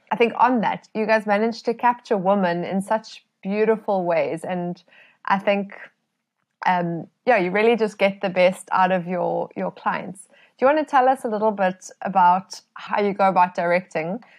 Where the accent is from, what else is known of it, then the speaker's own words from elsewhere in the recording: South Africa; as South African photographers